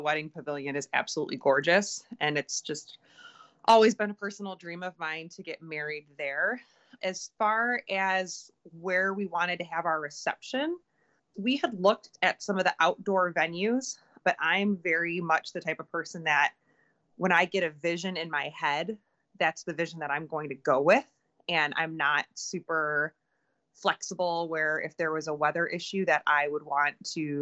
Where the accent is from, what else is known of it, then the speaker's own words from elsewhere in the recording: Detroit, Michigan, United States; we're from Michigan, we're from Detroit.